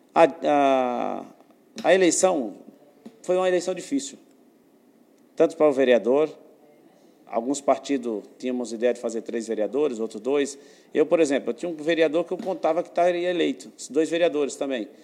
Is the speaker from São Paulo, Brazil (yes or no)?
no; Pernambuco, Brazil; Eu sou nordestino, sou pernambucano, essa é a minha voz, essa é a minha fala